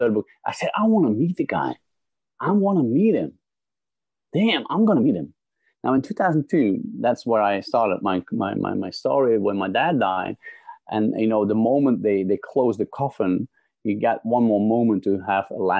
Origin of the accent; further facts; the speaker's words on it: Belgium; also born or lived in London / Holland; now in Netherlands; I'm originally from Belgium